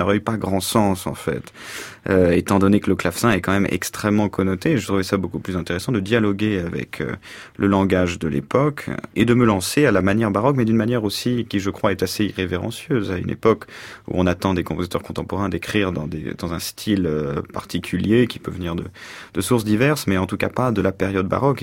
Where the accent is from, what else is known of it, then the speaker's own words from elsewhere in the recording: Paris, Île-de-France, France; also born or lived in New York, United States; je me suis découvert et européen et surtout français et même au-delà de ça euh, parisien